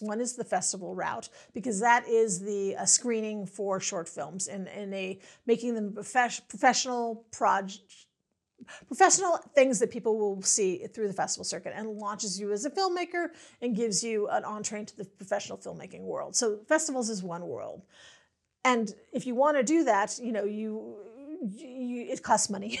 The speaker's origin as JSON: {"language": "English", "town": "Los Angeles", "region": "California", "country": "United States", "said": "I'm from Los Angeles"}